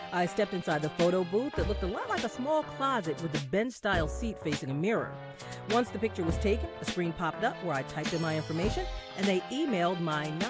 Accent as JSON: {"language": "English", "town": "New York City", "region": "New York", "country": "United States", "said": "I'm from New York City."}